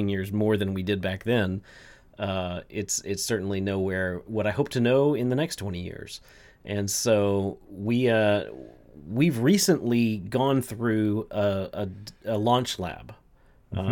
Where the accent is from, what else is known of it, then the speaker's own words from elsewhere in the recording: Texas, United States; I'm also from Texas